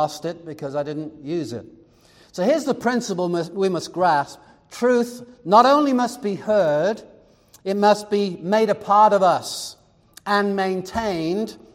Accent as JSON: {"language": "English", "region": "England", "country": "United Kingdom", "tie": "born or raised there", "moved": "yes", "lives_now": "Arizona, United States", "said": "Growing up in England, the nearest country was France, maybe Belgium, but you either were going to learn French or German"}